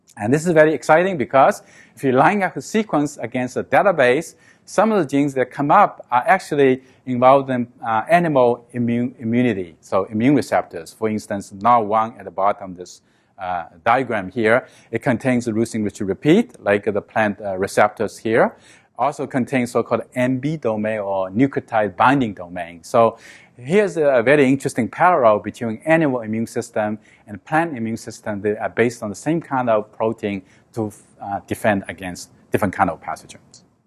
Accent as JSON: {"language": "English", "country": "China", "tie": "born or raised there", "moved": "yes", "said": "I grew up with in China. I live in a small village"}